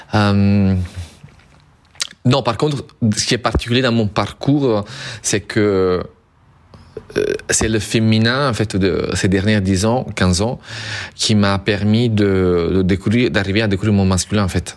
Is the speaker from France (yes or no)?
no; Southern Italy, Italy; moved away as an adult; also born or lived in northern Europe; je viens du sud de l'Italie